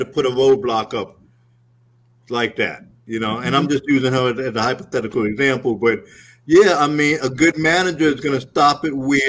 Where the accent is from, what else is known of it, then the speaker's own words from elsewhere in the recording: New York City, New York, United States; now in Atlanta, United States; I'm a kid from Brooklyn